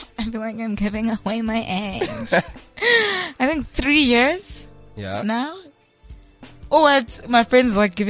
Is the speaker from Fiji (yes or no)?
no; Kimberley, Northern Cape, South Africa; now in Johannesburg, South Africa; I'm from Kimberley. Okay. All the way from the Northern Cape.